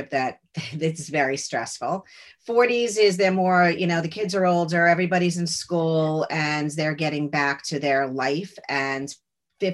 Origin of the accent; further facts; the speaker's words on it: Lawrence, New York, United States; now in New York City, United States; I grew up in Lawrence, Long Island.